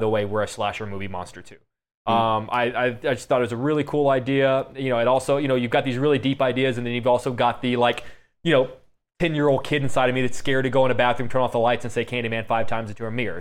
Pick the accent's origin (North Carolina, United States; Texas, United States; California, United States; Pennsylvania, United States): Texas, United States; Seabrook; I grew up in Seabrook, Texas